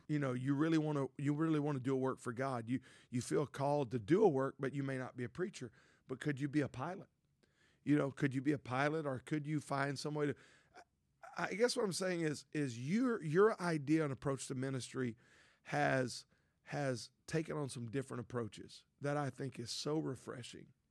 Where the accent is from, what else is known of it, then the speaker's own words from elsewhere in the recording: Louisiana, United States; I grew up in Louisiana, a town of five thousand.